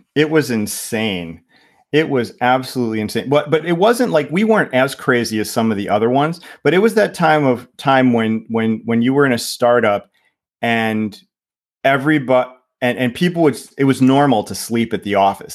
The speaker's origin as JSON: {"language": "English", "region": "Ohio", "country": "United States", "tie": "born or raised there", "also_born_or_lived": "Michigan / Indiana", "moved": "as an adult", "lives_now": "Finland", "said": "I grew up, um, in Ohio"}